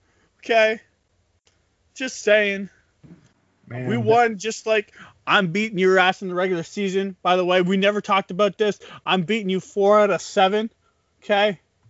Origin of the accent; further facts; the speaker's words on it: Canada; we're Canadian. We eat Smarties.